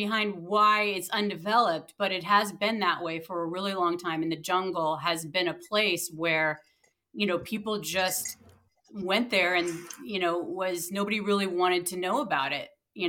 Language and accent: English; Ireland; I mean, I'm Irish, so I was like